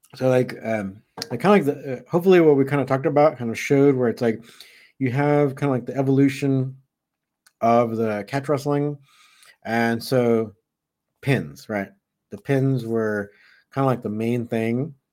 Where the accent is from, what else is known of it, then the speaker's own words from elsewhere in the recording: Southern California, United States; I grew up in Southern California